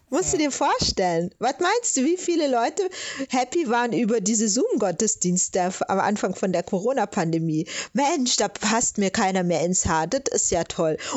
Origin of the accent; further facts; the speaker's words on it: Stuttgart, Baden-Württemberg, Germany; die hätten mich gefragt, wo kommst du denn her? Und dann sage ich aus Stuttgart und dann äh, insistieren die und wollen dann was ganz anderes wissen. Und wenn ich dann sagen würde, Nigeria, dann kann ich dir sagen, was losgeht.